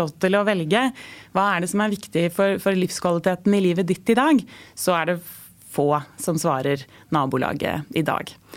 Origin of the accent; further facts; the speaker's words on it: Norway; vi nordmenn